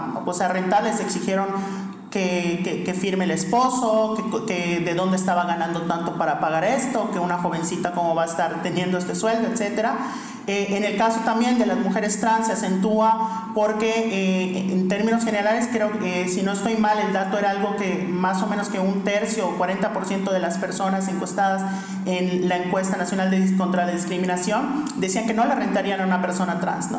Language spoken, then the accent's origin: Spanish; Yucatán, Mexico; en Yucatán, que es de donde soy